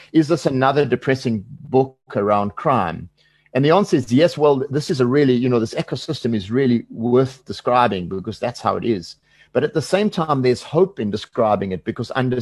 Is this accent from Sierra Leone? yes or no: no; South Africa; as a South African